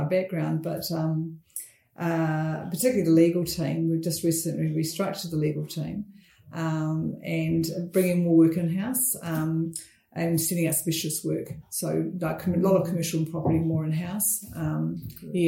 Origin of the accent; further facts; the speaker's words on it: North Canterbury, New Zealand; I grew up in North Canterbury, a small town, which is not small anymore, Angura.